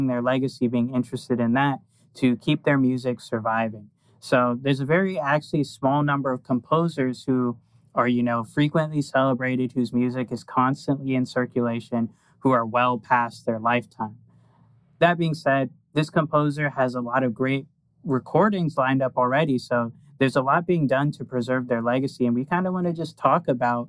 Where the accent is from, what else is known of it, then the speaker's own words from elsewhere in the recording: Florida, United States; now in Pennsylvania, United States; we're in Pennsylvania, but we're from Florida